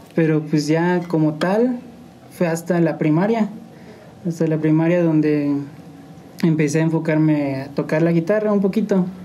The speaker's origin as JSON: {"language": "Spanish", "town": "San Juan del Río", "region": "Querétaro", "country": "Mexico", "tie": "born or raised there", "said": "Soy originario de aquí de San Juan del Río. San Juan del Río Querétaro. Mi familia es de San Luis, pero yo nací aquí, aquí"}